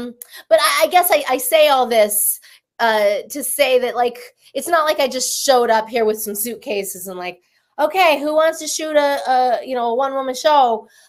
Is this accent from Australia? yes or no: no; Denver, Colorado, United States; bit of a fib is when I talk about being from Taos, New Mexico, because of course now you know the truth. I'm from Denver.